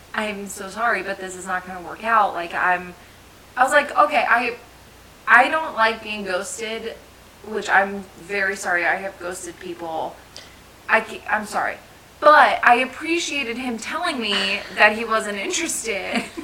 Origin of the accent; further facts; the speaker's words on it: New Jersey, United States; Okay, I'm from Jersey, but I do not sound it unless I get mad.